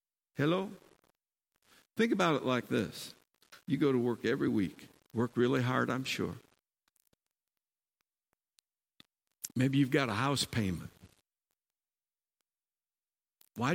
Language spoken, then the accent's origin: English; Michigan, United States; moved away; also born or lived in Arizona; I was born in the Midwest of America in Michigan